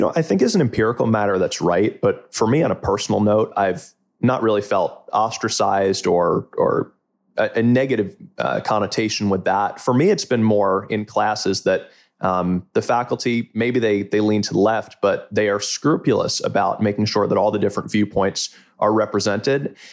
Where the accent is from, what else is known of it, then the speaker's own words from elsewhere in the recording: Closter, New Jersey, United States; I hail originally from Closter, New Jersey, from Bergen County